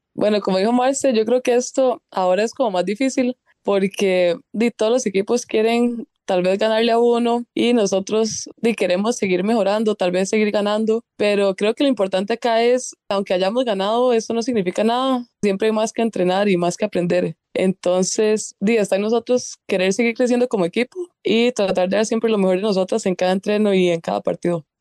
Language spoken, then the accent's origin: Spanish; Grecia, Alajuela, Costa Rica; yo soy de Grecia